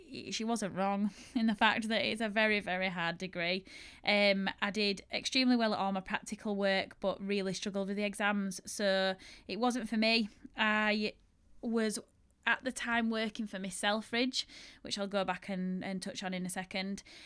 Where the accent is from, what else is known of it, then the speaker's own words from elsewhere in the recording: Yorkshire and the Humber, United Kingdom; accent: strong Yorkshire; my strong Yorkshire accent